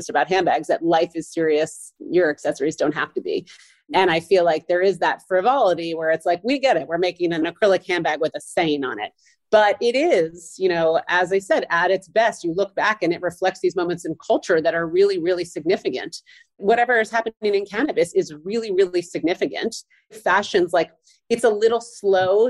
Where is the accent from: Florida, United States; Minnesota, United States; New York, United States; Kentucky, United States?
New York, United States; I'm a New Yorker